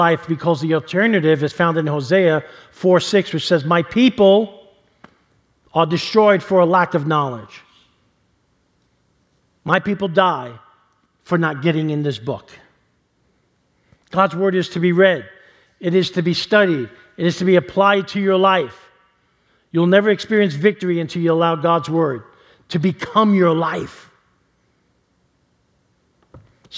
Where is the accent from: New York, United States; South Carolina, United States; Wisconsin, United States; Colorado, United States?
New York, United States; New York City; growing up in New York City and living around mob guys